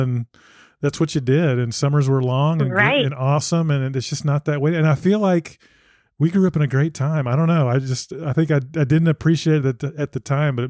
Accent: Dallas, Texas, United States; I grew up in Dallas.

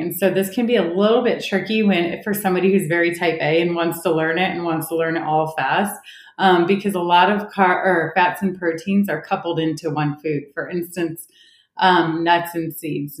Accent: Ohio, United States; moved away as an adult; also born or lived in Oklahoma; now in Orange County, California, United States; I live in Orange County, California, but I grew up in Ohio, one of eight kids

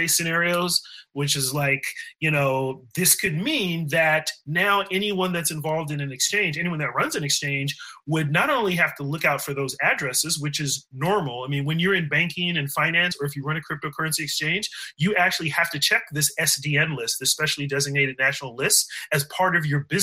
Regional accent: California, United States; also born or lived in Bay Area; now in DC area, United States; I'm from California

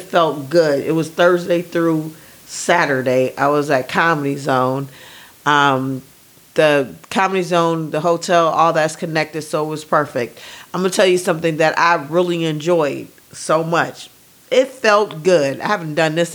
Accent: California, United States; this is my Cali coming out

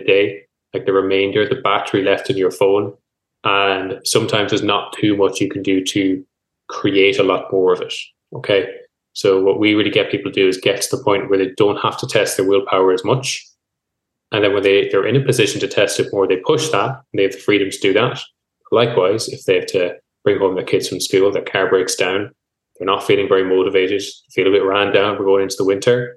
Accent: Mayo, Connacht, Ireland; moved away; also born or lived in Galway; I'm from Mayo originally. I've lived in Galway then most of my life

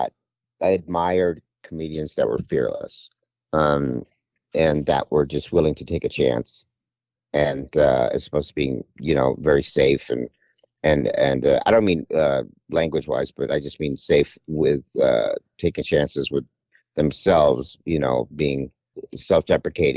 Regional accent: Mount Baldy, California, United States; also born or lived in Sherman Oaks, California; raised up in a place called Mount Baldy in the, in Southern California

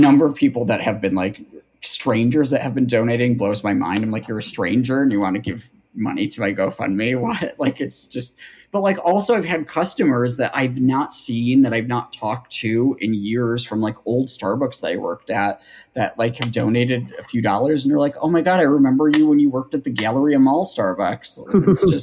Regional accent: Buffalo, New York, United States; from Buffalo

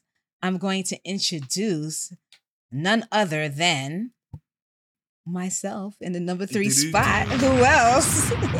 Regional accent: New York City, New York, United States; It is your girl … You guys know I hail from Co-op City, Section 5.

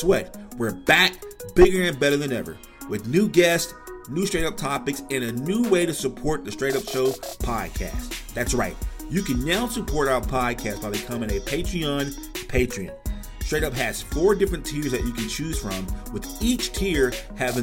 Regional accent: Louisiana, United States; where we're from Louisiana

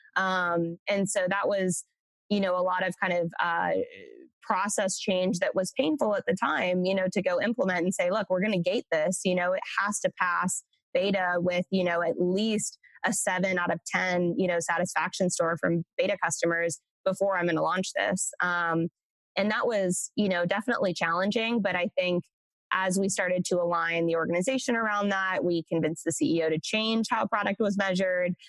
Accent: Central Coast, California, United States; now in Austin, United States; I am from originally uh, Central Coast, California, um, is where I grew up.

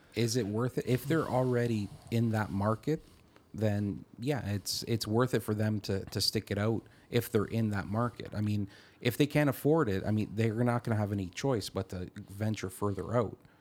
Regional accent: Caledon, Ontario, Canada; I'm from the Caledon area, and Caledon is known for the mo, probably the most around, amount of red tape in the G T

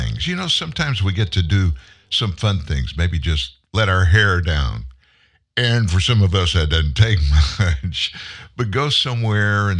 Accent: South Louisiana, United States; also born or lived in Shreveport, Louisiana; I'm from South Louisiana. We rode through a bunch of different hurricanes when I was growing up.

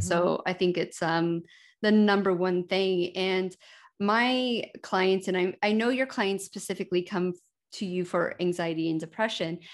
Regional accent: United States; moved away; also born or lived in Denver, Colorado / United Kingdom; I spent almost fourteen years in the United Kingdom, and I grew up in America. I was actually born in Denver

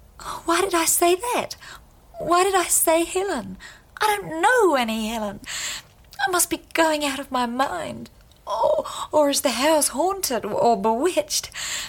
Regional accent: New Zealand; also born or lived in India; No, I was born in India. My father was a British Army officer. My mother died a year or two after giving birth to me, and he sent me to be brought up by her people in New Zealand.

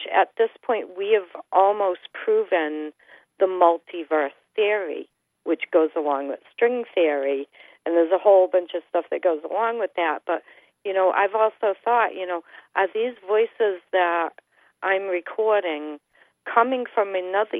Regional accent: Acushnet, Massachusetts, United States; also born or lived in New Bedford; I've lived in the area that I live in all my life. I was born in Acushnet. I live in New Bedford now

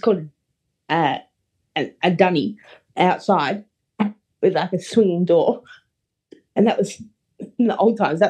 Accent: Australia; as an Australian

